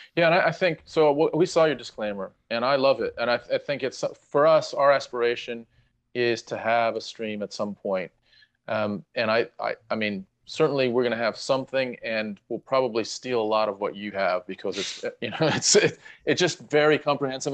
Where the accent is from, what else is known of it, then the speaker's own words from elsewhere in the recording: United States; moved away; I'm Ameri-, we're American